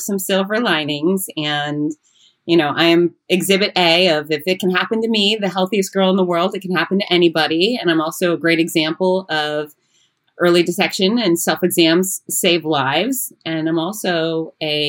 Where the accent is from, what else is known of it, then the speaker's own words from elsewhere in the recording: United States; I am pure American, in fact, I am third generation American